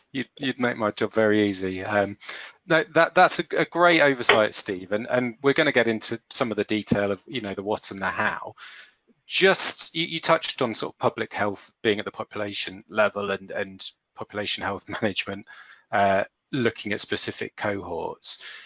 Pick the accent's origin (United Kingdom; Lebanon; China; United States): United Kingdom; St Albans, East of England; my hometown of St Albans